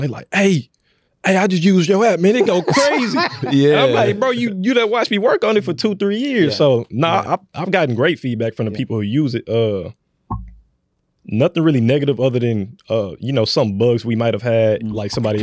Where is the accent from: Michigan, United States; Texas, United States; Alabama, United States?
Texas, United States; Houston; me being from the north side of Houston, I currently live on the south side